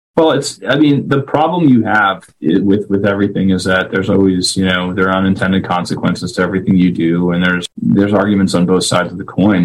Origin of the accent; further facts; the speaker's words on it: White Plains, New York, United States; moved away; I'm born and raised in White Plains, New York